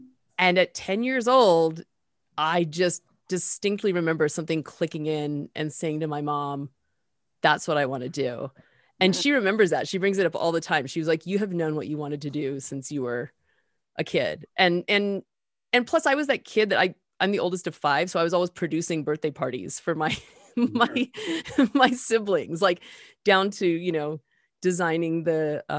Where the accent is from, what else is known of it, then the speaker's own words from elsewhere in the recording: Denver, Colorado, United States; maybe when I was about somewhere between 6 and 8, maybe growing up in Denver.